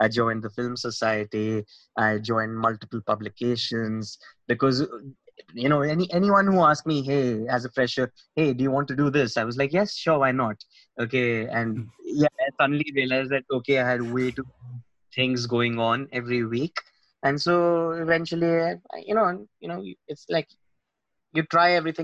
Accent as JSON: {"language": "English", "town": "Mumbai", "region": "Maharashtra", "country": "India", "tie": "born or raised there", "also_born_or_lived": "London", "moved": "as an adult", "said": "I'm born and brought up in Mumbai"}